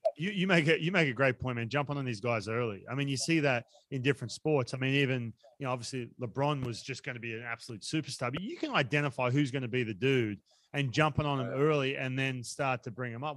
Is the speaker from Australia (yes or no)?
yes; Australia; now in United States; I was growing up in Australia